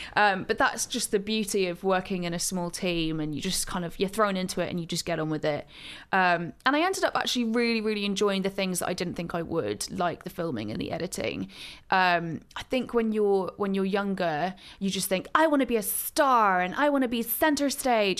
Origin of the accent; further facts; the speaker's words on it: Gloucestershire, South West England, United Kingdom; now in London, United Kingdom; I grew up in Gloucestershire, uh, in the countryside